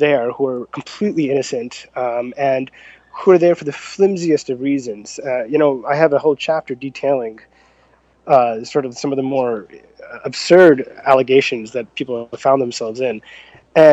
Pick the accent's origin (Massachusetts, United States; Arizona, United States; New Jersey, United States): New Jersey, United States; Jersey Shore; I'm from New Jersey, from the Jersey Shore, actually.